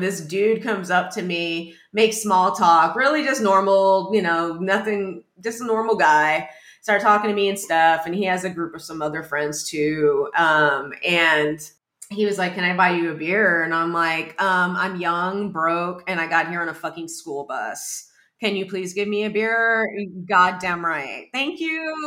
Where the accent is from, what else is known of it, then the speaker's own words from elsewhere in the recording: Texas, United States; moved away as an adult; now in New York, United States; That's how we grew up. You know, we're from Texas